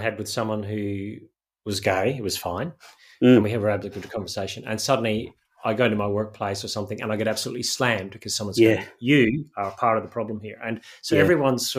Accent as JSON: {"language": "English", "region": "Northern Ireland", "country": "United Kingdom", "tie": "born or raised there", "said": "I grew up in Northern Ireland"}